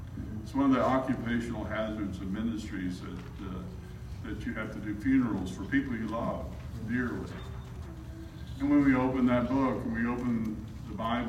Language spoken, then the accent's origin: English; South Alabama, United States; now in Arkansas, United States; I'm from South Alabama